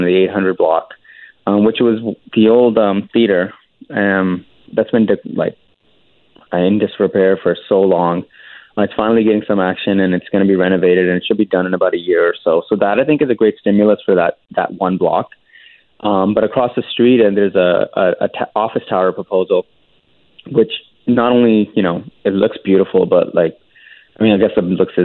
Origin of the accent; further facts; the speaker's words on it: Vancouver, British Columbia, Canada; I'm born and raised in Vancouver